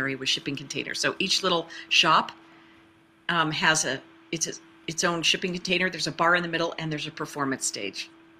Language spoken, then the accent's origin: English; Phoenix, Arizona, United States; oh, I'm white, oh, I'm from Phoenix